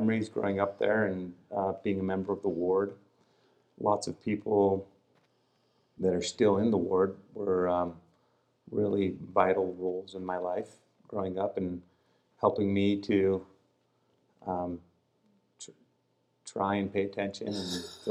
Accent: Utah, United States; I think I was born in Utah.

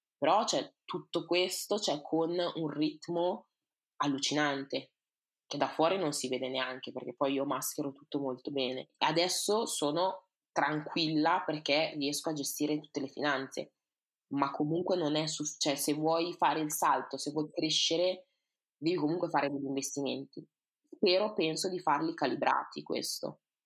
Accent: Italy; also born or lived in Ghana; siamo nati e cresciuti in Italia

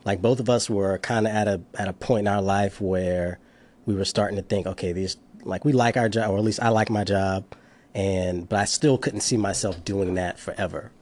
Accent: Charleston, South Carolina, United States; moved away as an adult; now in Washington, D.C., United States; from Charleston, South Carolina

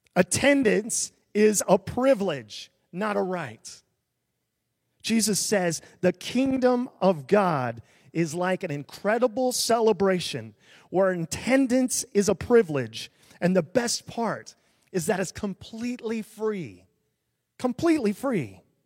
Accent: small town near Des Moines, Iowa, United States; I grew up in a really small town, a thousand people

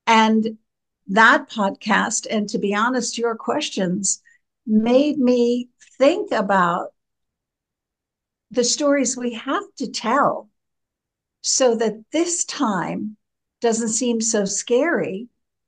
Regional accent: New York, United States; moved away as an adult; also born or lived in Philadelphia / Westchester / Manhattan / Rockland County; now in Ireland; I was reared in New York, but When I married, I moved and reared my family in Philadelphia.

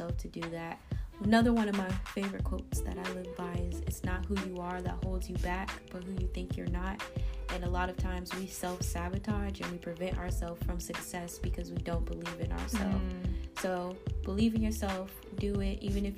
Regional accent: Fayetteville, North Carolina, United States; moved away; giving back to my community in Fayetteville. I do a lot of work like back in my hometown at my high school, Westover Senior High School

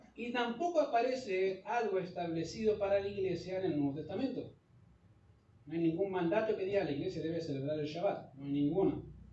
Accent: Chile; nosotros somos chilenos

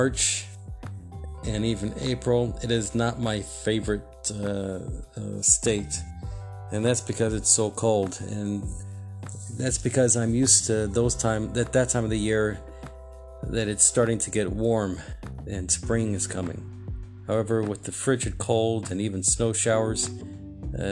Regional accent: Houston, Texas, United States; moved away as an adult; now in Chicago, United States; Before I lived in Chicago, I lived in Houston, Texas. That was my hometown

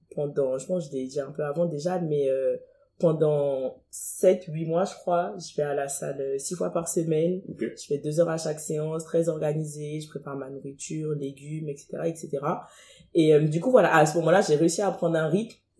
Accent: Cotonou, Littoral, Benin; moved away as an adult; now in France; je suis née à Cotonou, j'ai grandi à Cotonou, j'ai fait Cotonou 17 ans à, Cotonou au Bénin, je viens

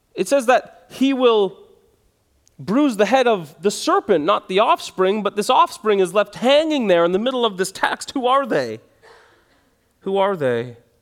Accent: Canada

